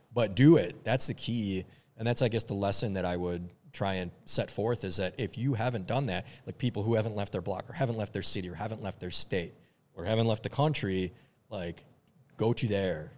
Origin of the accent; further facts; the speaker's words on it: Minneapolis, Minnesota, United States; also born or lived in Lebanon; I grew up in Minneapolis